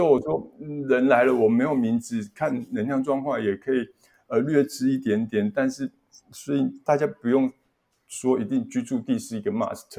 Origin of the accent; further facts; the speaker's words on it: Yongkang, Tainan, Taiwan; 在我们老家那边永康的一间妈祖庙